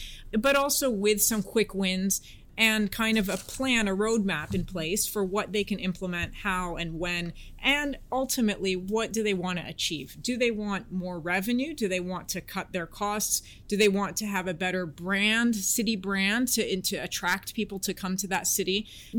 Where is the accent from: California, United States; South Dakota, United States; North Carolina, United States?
California, United States; San Francisco; accent: American; also born or lived in Washington, D.C.; Between San Francisco, Washington, D.C., and that was pretty much it, yeah.